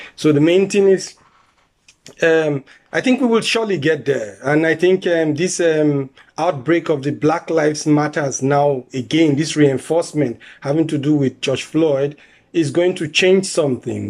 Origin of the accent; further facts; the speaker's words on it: Nigeria; moved away as an adult; now in Germany; I'm originally from Nigeria. I came in here as an asylum seeker also. I've been here for 15 years now.